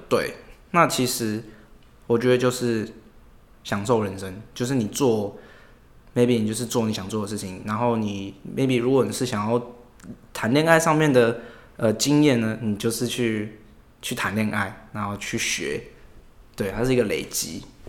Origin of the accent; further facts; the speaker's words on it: Taipei, Taiwan; 我是台北人，然后我住松山那边。对，然后淡水那边也有一个家，就是因为我家庭的关系，所以我有两个地方可以来往这样。对。所以从小就要都在台北这一带长大